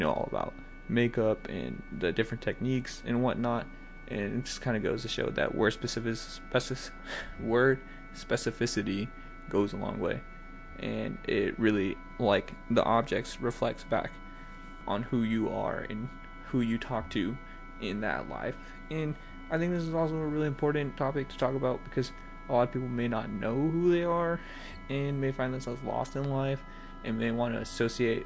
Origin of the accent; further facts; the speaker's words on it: the South, United States; I'm from the South, I say y'all